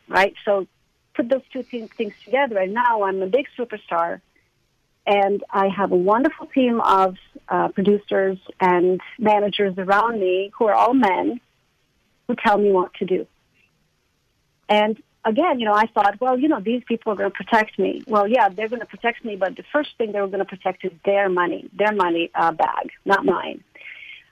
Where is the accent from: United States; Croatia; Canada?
Croatia; moved away; I grew up in Croatia